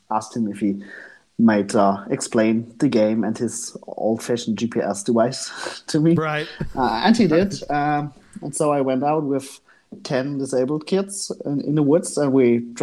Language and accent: English; Gera, Thuringia, Germany; English is a second language; moved away as an adult; now in Hanover, Germany; I grew up in Eastern Germany